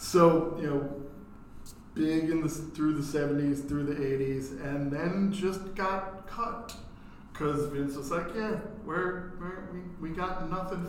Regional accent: New York, United States; growing up in New York, didn't have cable.

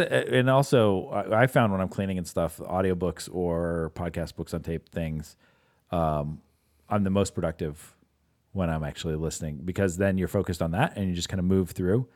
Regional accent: Pittsburgh, Pennsylvania, United States; moved away; also born or lived in Wisconsin; I live in Wisconsin at the time, but, uh, I grew up in Pittsburgh

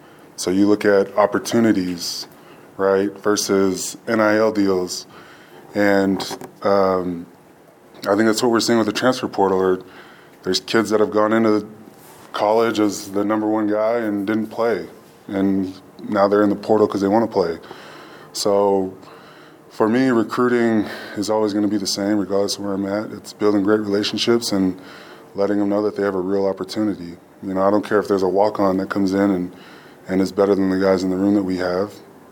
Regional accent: Oceanside, California, United States; So I grew up in Oceanside, born and raised, and I knew those names, and I knew Colorado because of those names.

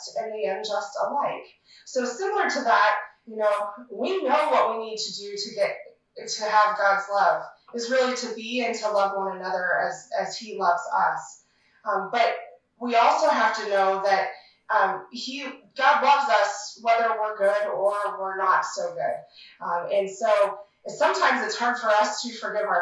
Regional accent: Sherrill, Iowa, United States; also born or lived in Ames, Iowa / DeWitt, Iowa; now in Manning, United States; my hometown of Sheraton

